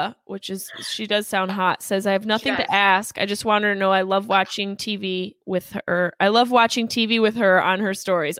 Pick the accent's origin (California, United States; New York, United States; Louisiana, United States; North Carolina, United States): New York, United States; Syracuse; born or raised there